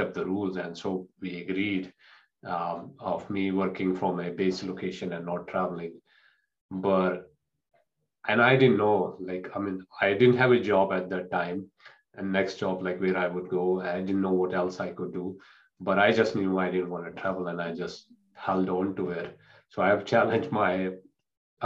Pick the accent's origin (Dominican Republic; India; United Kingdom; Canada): India; moved away; in the culture I grew up in India